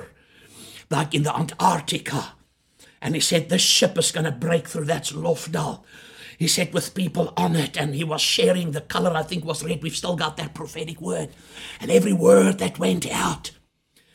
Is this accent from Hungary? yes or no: no; Chingola, Copperbelt Province, Zambia; now in South Africa; I was born in Shingola in Zambia.